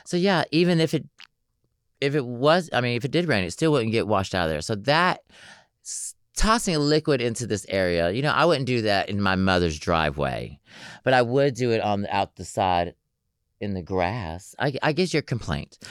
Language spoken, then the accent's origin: English; Atlanta, Georgia, United States; I'm from Atlanta, Georgia